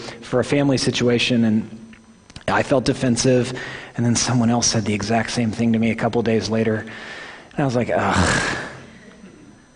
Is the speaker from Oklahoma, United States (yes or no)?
yes; Oklahoma, United States; accent: Midwestern; I'm from Oklahoma